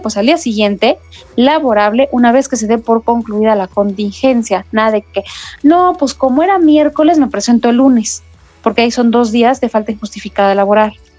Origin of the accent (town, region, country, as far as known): Mexico